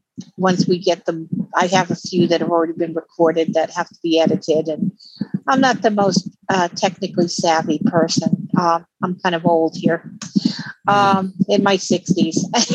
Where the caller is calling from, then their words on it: Utah, United States; And I'm actually calling from Utah.